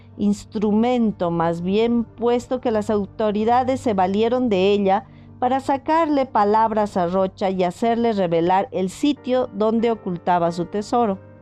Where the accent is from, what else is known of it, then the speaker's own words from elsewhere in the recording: Potosí, Bolivia; mi ciudad natal, Potosí